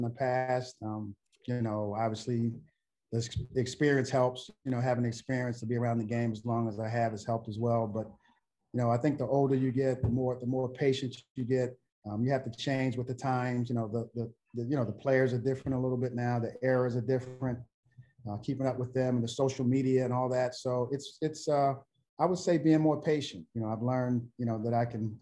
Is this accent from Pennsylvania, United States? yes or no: yes; Philadelphia, Pennsylvania, United States; moved away; growing up in Philly